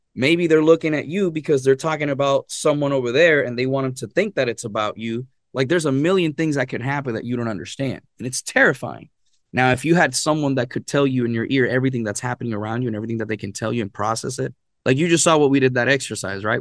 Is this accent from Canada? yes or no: no; Arecibo, Puerto Rico; moved away as an adult; I was born and raised in Puerto Rico, and actually in Arecibo, Puerto Rico is where I was raised.